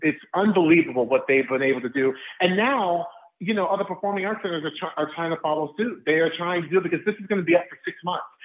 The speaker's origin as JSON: {"language": "English", "town": "Orlando", "region": "Florida", "country": "United States", "tie": "born or raised there", "said": "My hometown of Orlando, Florida"}